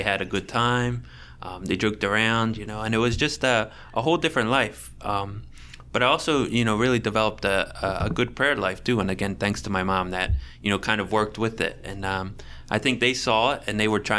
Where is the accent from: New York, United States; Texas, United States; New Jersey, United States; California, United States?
New Jersey, United States; Franklinville; I'm from Franklinville